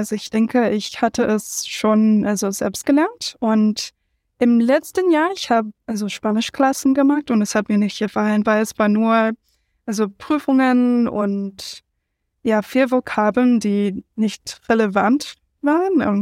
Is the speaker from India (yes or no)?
no; United States; German is a second language; ich bin …, ich komme aus den USA, wo viele Leute eigentlich einsprachig sind, aber nicht ich